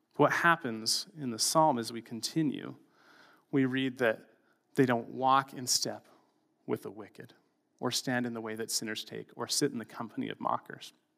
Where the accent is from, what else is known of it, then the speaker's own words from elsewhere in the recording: Canada; as a Canadian, in a tolerant culture